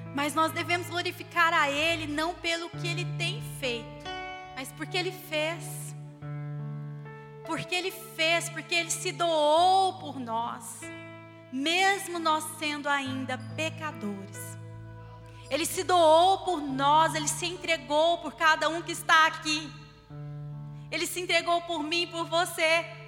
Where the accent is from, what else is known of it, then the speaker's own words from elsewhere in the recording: Barbacena, Minas Gerais, Brazil; quando eu era criança lá em Barbacena